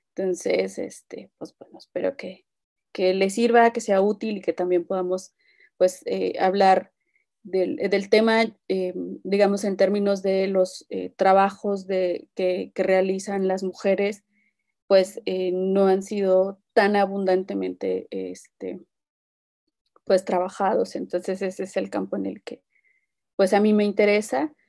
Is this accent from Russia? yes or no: no; Rincón region, Oaxaca, Mexico; el rincón Shita, que es pues, de donde, no sé si todos vienen de allá, pero este, pues es de donde yo soy